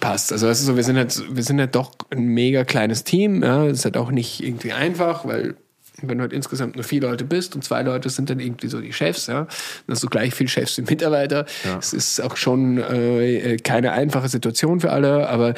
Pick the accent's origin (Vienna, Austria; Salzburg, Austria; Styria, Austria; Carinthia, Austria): Salzburg, Austria; moved away as an adult; now in Berlin, Germany; ich komme aus Salzburg